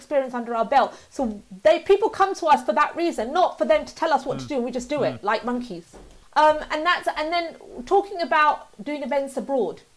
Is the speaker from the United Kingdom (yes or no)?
yes; United Kingdom; I was born up in the UK and I'm British through and through